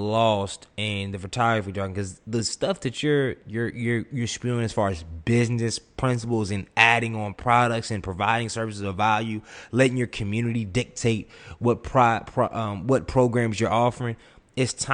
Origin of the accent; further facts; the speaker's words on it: Durham, North Carolina, United States; I'm from Durham, North Carolina